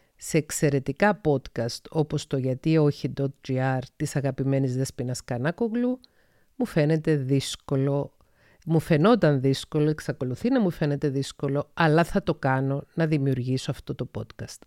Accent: Paphos, Paphos District, Cyprus; also born or lived in Thessaloniki, Greece; κατάγομαι από την Κύπρο, γεννήθηκα στις 4 Μαΐου 1975 στην Πάφο της Κύπρου

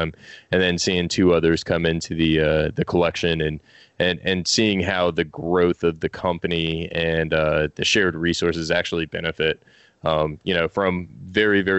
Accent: Tampa, Florida, United States; I'm from Tampa, Florida, born and raised.

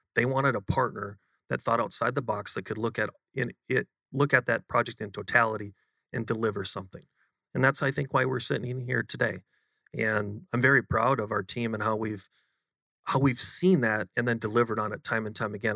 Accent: Western Wisconsin, United States; moved away as an adult; now in Austin, United States; grown up in a very humble part of uh, Western Wisconsin, just just east of Minneapolis, um, 2,000 people

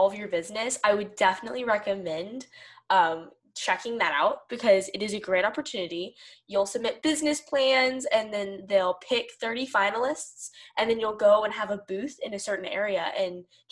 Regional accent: Arkansas, United States; I'm from Arkansas

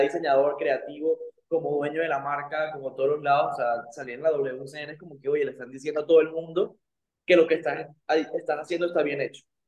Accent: Santa Marta, Magdalena, Colombia; yo de hecho soy de Santa Marta, de Colombia

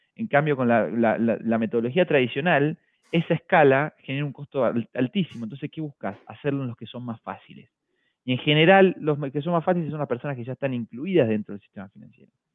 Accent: Argentina; moved away as an adult; also born or lived in Buenos Aires; now in Chile; como todo argentino

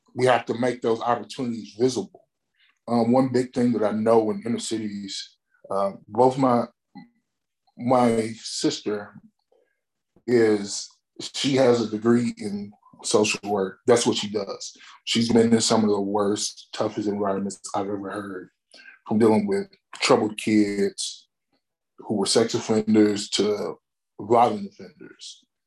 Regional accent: Alabama, United States; moved away; I'm originally from Alabama

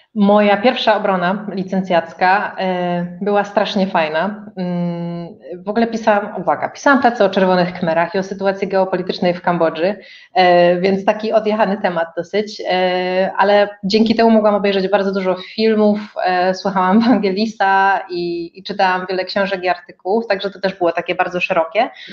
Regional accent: Katowice, Silesian Voivodeship, Poland; moved away as an adult; also born or lived in Kraków; pochodzę ze Śląska

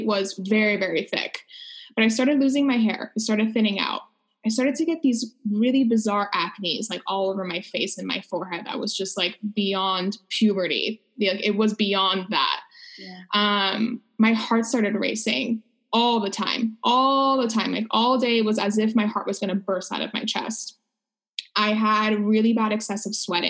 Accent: Los Angeles, California, United States; I am from Los Angeles

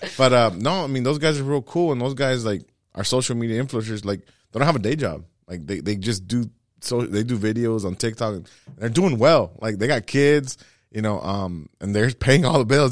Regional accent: Los Angeles, California, United States; growing up

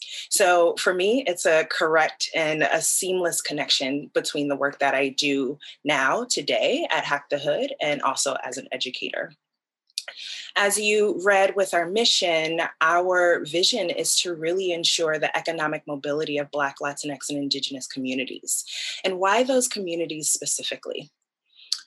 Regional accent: Newark, New Jersey, United States; Born and raised in Newark, New Jersey

